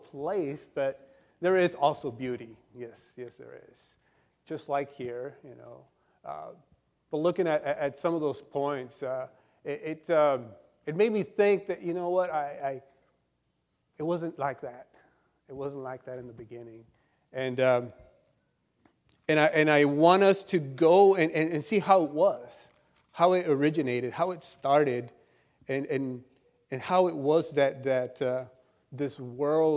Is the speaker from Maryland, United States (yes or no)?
no; El Centro, California, United States; I'm from El Centro, and we live in a desert over there